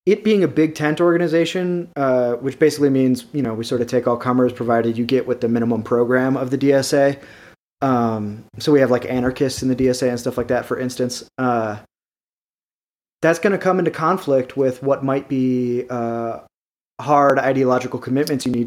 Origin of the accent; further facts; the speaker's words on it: Santa Fe, New Mexico, United States; I'm from Santa Fe, New Mexico